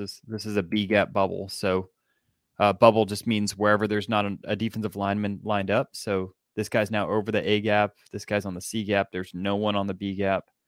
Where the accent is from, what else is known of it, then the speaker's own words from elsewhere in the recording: Atlanta, Georgia, United States; I grew up in Atlanta